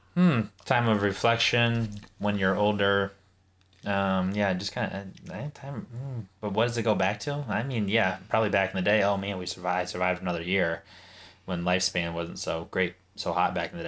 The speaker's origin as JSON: {"language": "English", "country": "Pakistan", "said": "I'm Pakistani."}